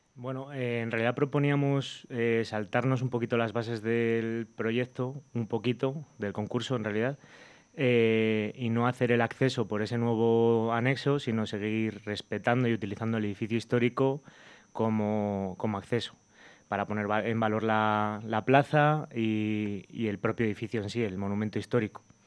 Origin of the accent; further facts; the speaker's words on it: Burgos, Castile and León, Spain; soy de Burgos